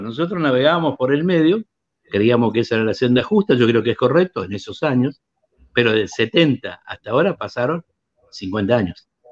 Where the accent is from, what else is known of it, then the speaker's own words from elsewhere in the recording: Apóstoles, Misiones, Argentina; la Juventud Peronista en mi pueblo, en Apóstoles